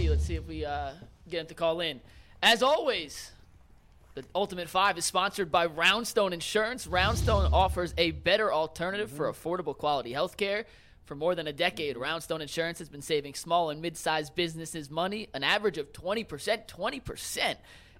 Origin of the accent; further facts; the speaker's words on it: New Jersey, United States; hey, I grew up in New Jersey. I love Rutgers, but they were terrible for so long.